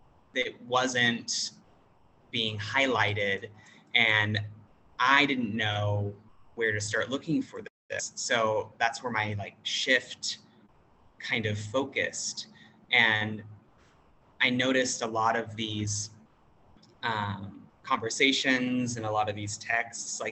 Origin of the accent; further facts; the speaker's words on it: United States; moved away as an adult; now in Thailand; English speaker, American.